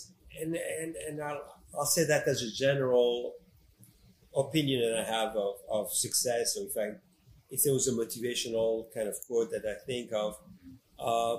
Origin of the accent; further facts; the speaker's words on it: France; moved away; also born or lived in Morocco; I moved to France when I was 10 years old. And you know, I'm a French citizen, and I grew up in France and did all my studies in France